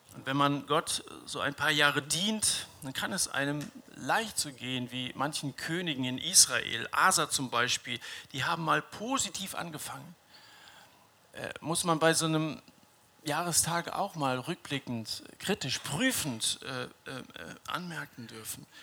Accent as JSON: {"language": "German", "town": "Dillenburg", "region": "Hesse", "country": "Germany", "tie": "born or raised there", "said": "Ich liebe meine, meine Heimatstadt Dillenburg."}